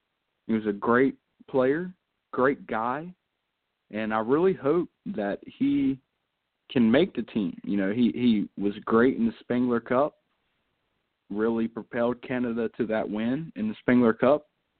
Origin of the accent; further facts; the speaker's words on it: United States; I'm American